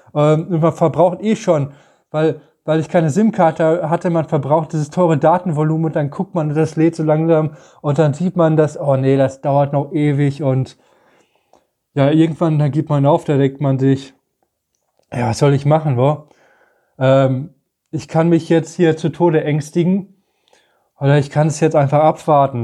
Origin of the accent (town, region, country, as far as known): Germany